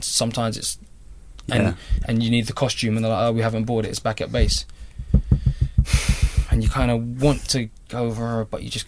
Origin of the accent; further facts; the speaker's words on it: London, United Kingdom; when I grew up in Labrick Grove, it was not fun